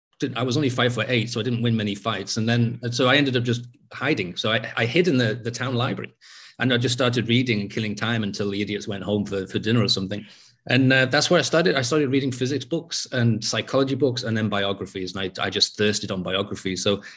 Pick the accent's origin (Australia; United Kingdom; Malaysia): United Kingdom; England; also born or lived in North Wales; I was living in a place where the English weren't welcome anymore. And being English in that place was, you know, like having a sort of target on my back.